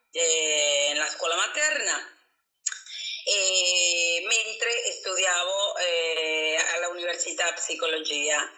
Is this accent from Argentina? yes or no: yes; Buenos Aires, Argentina; Italian is a second language; moved away as an adult; now in Montalcino, Italy; eh, sono argentina, e eh, ho 53 anni e, eh, e da 27 anni che vivo a Montalcino.